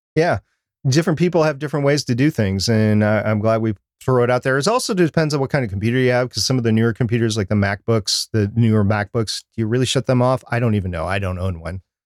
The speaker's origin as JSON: {"language": "English", "region": "Minnesota", "country": "United States", "tie": "born or raised there", "said": "I was born and, or grew up in Minnesota, which is right next to Canada"}